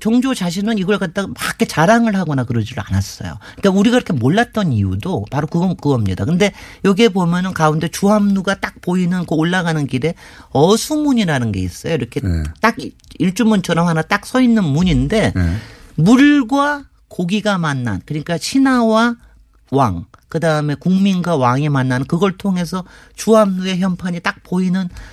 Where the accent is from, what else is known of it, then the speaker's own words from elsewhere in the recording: Seoul, South Korea; 제가 이제 어렸을 때 사대문 안에 당연히 살았으니까